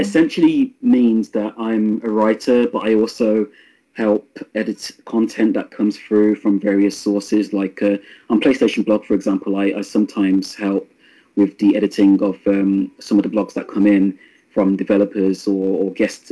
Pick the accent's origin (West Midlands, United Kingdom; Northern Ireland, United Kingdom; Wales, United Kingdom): West Midlands, United Kingdom; Birmingham; Birmingham, which is my hometown.